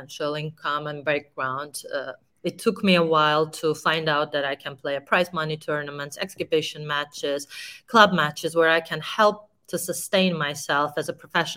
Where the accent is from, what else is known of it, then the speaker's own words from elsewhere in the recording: Georgia; one of the best players of my country